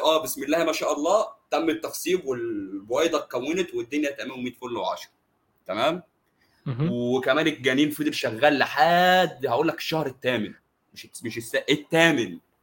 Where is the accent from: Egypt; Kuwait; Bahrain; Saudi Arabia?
Egypt; عندنا في مصر